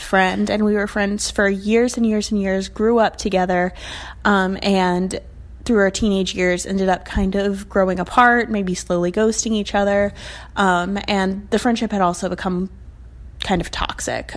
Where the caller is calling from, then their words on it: South Carolina, United States; I'm calling from South Carolina